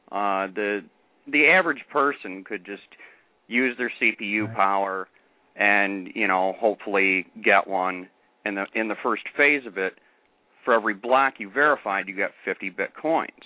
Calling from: Michigan, United States; I'm from Michigan.

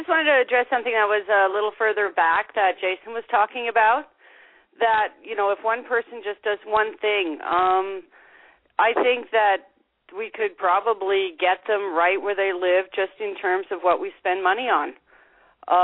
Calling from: Canada; This is … from Canada.

